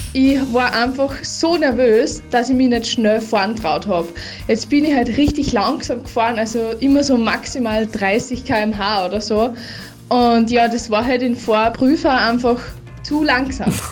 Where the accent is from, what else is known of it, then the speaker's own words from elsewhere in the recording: Stadl-Paura, Upper Austria, Austria; bei uns in Stadelpaura